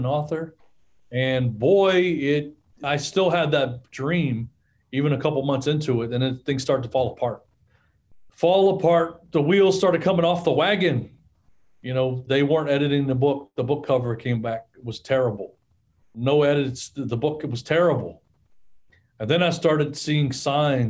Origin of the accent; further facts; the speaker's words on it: Orange, Texas, United States; I was born in Orange, Texas